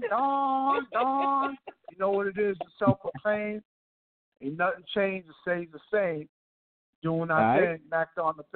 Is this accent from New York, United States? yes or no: yes; New York City, New York, United States; I'm from Southside Jamaica, Queens, and Far Rockaway, Queens